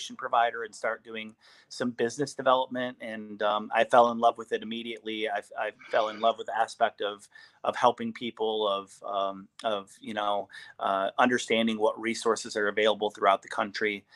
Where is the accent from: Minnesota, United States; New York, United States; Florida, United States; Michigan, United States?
Michigan, United States; East Lansing; moved away as an adult; I am originally from East Lansing, Michigan